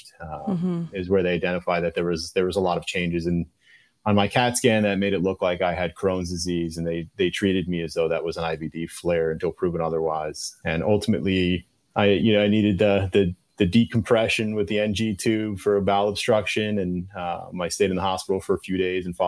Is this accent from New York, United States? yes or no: yes; New York, United States; also born or lived in Virginia / North Chicago; I grew up and born and raised in New York